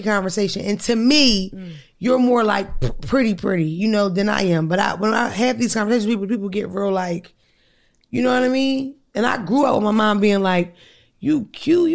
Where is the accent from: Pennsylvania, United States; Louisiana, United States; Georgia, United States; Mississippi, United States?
Pennsylvania, United States; Philadelphia; My mother's from Philadelphia. We are from Philadelphia.